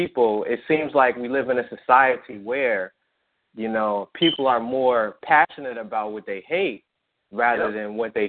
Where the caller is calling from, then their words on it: New Jersey, United States; I'm calling from New Jersey.